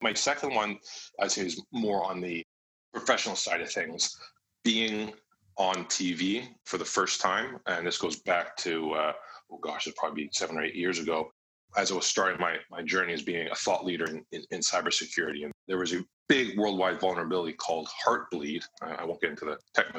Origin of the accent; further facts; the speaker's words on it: Canada; now in Vancouver, Canada; I'm based in Vancouver, Canada